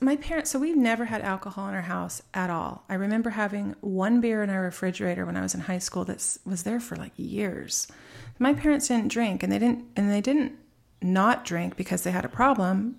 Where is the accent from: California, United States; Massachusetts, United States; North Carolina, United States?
California, United States; Alta Loma; also born or lived in Rancho Cucamonga; I grew up in a little suburb in Southern California called Altaloma